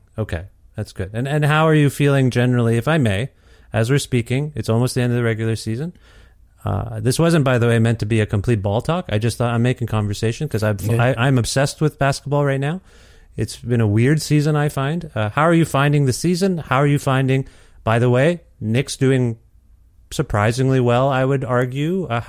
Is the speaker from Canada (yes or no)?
yes; Ontario, Canada; now in Edmonton, Canada; I'm from Ontario originally. So even as an East Coast, I now live in Edmonton.